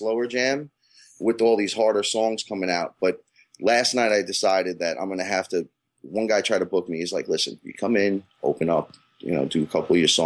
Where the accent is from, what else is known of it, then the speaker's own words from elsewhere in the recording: New York, United States; being the New Yorker